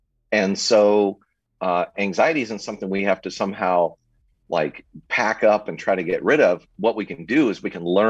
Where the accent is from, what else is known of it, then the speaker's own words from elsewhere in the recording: Southern California, United States; I was born and raised in Southern California